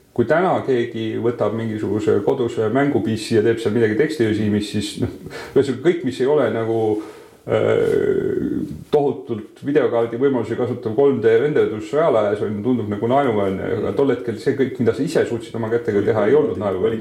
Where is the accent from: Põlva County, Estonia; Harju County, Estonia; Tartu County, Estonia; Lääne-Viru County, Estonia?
Tartu County, Estonia; Tartu; mina olen Tartus, Tartus sündinud ja kasvanud